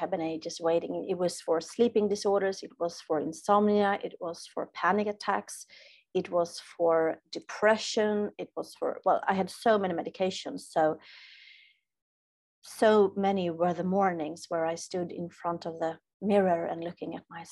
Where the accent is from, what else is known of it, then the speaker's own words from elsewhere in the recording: Sweden; as a Swede, I'm from Sweden, so here we are taught